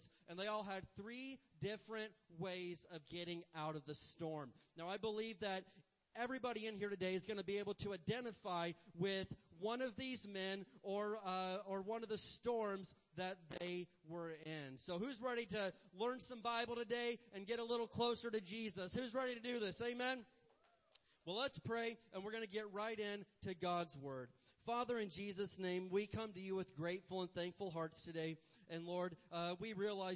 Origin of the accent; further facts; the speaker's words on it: Indiana, United States; I grew up in the Midwest in Indiana, and we had tornadoes.